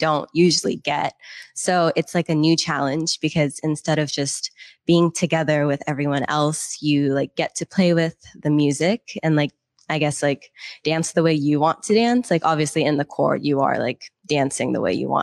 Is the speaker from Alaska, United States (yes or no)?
no; Seattle, Washington, United States; also born or lived in Boston; I'm originally from Seattle